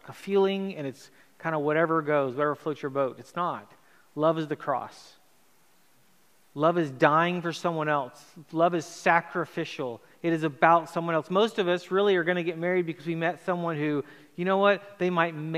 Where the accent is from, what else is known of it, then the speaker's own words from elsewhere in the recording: Chile; moved away; also born or lived in United States; I grew up in Chile, South America, had moved to America